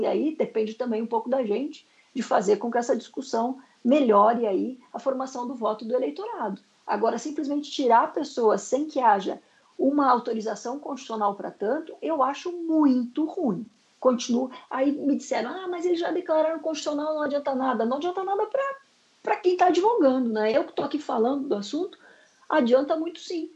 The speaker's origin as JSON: {"language": "Portuguese", "town": "Curitiba", "region": "Paraná", "country": "Brazil", "said": "eu sou de, da República de Curitiba"}